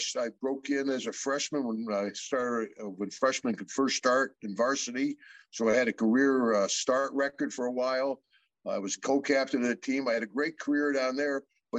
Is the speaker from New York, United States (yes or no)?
yes; Glens Falls, New York, United States; moved away as an adult; also born or lived in Dallas, Texas; up in Glens Falls, I'm from a small little town upstate New York, you know, about 200 miles north of New York City.